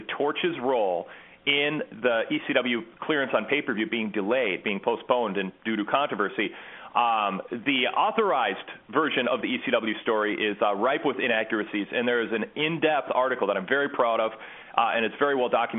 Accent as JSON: {"language": "English", "town": "Bloomington", "region": "Minnesota", "country": "United States", "said": "I am from Minnesota"}